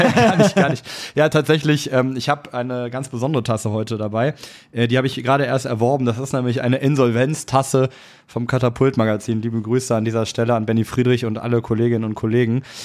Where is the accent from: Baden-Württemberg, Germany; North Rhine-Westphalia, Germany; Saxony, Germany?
North Rhine-Westphalia, Germany; Cologne; moved away as an adult; also born or lived in Hamburg; Köln ist natürlich meine Heimatstadt.